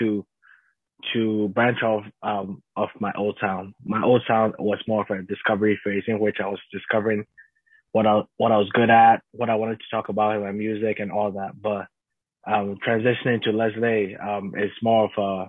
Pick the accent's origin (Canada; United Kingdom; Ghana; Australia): Ghana; I grew up in Ghana. I'm a Ghanaian man